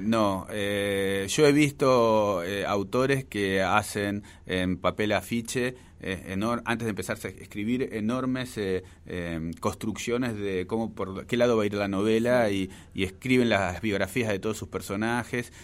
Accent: Buenos Aires, Argentina; el barrio, es el barrio donde yo nací, es el barrio que más quiero de la capital federal

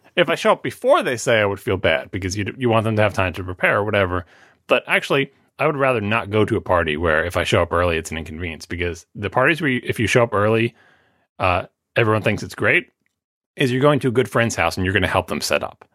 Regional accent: New York, United States; I am from New York

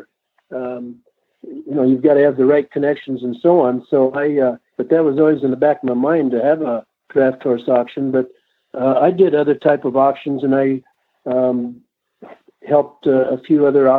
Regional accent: Topeka, Indiana, United States; now in Colorado, United States; I grew up in the Topeka area, a mile north and 2 east of Topeka, on a farm there

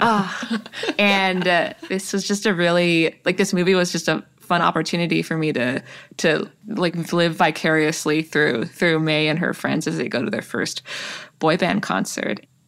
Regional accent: Toronto, Ontario, Canada; born or raised there

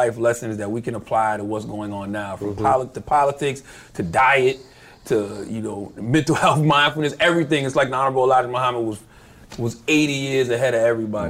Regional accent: Southern United States, United States; I come from the South. I was into, like, the gritty, grimy stuff

